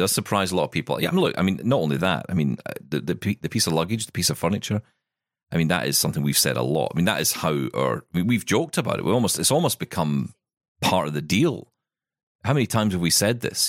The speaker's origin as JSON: {"language": "English", "region": "Scotland", "country": "United Kingdom", "said": "I'm Scottish"}